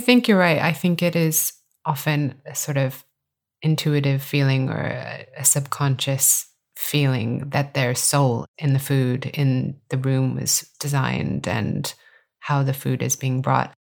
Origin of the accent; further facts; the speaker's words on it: California, United States; from my home state of California